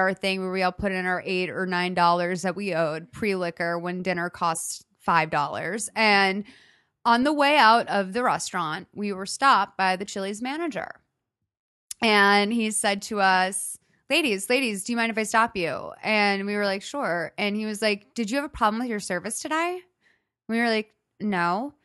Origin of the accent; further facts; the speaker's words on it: Lexington, Massachusetts, United States; moved away; I'm from Lexington